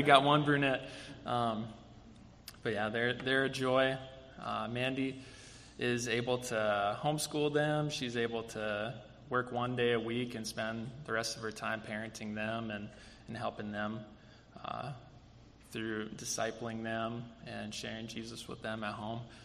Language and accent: English; Bismarck, North Dakota, United States; growing up in Bismarck, North Dakota, no, no offense to Bismarck, it's a wonderful place to live and grow up